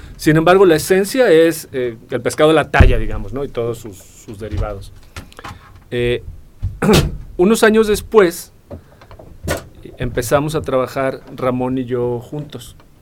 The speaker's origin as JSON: {"language": "Spanish", "region": "Colima", "country": "Mexico", "moved": "yes", "lives_now": "Querétaro, Mexico", "said": "yo soy de Colima y me casé con una capulqueña"}